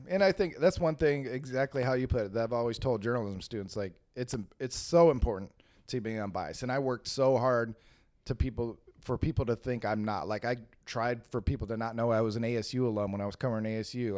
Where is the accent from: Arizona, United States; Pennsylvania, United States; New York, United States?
Arizona, United States; Phoenix; I grew up in West Phoenix